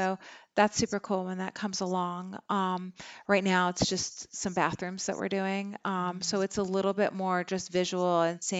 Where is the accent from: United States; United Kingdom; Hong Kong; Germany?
Germany; I mean, I grew up in Germany. It's old.